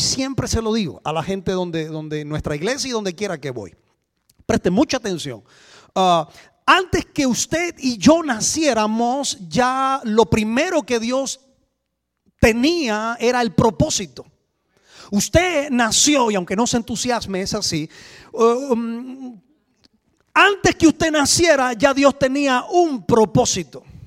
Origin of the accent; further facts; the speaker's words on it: Cuba; moved away as an adult; now in Switzerland; venimos de Cuba. Ah, hace 18 años vivimos en Suiza